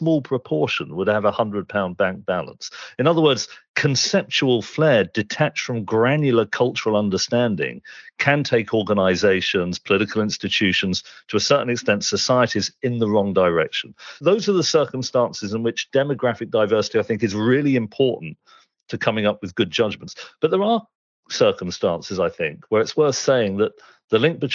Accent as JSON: {"language": "English", "town": "Reading", "region": "South East England", "country": "United Kingdom", "tie": "born or raised there", "said": "I had a very distinctive set of experiences growing up in suburban Reading with that background"}